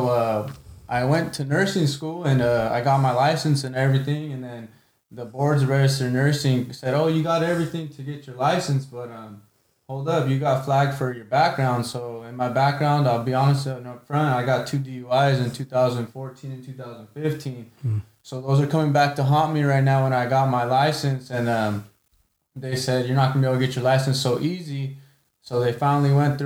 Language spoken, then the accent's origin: English; Selma, United States; I'm from Selma